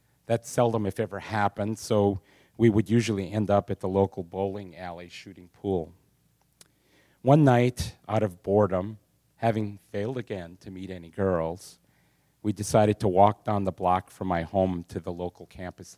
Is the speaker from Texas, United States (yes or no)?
no; Sheboygan, Wisconsin, United States; I was born in Sheboygan, Wisconsin, the oldest of four boys